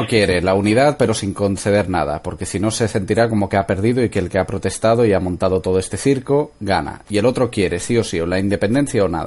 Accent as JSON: {"language": "Spanish", "region": "Balearic Islands", "country": "Spain", "said": "pasa también en Baleares, que es mi tierra"}